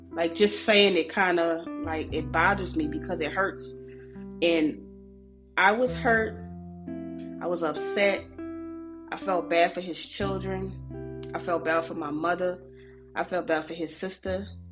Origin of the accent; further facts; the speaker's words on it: New Orleans, Louisiana, United States; I'm from New Orleans